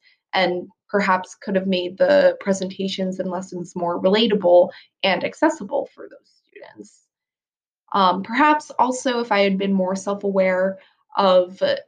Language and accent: English; United States; first language English; I was a bit self-conscious about being an American and how that may be perceived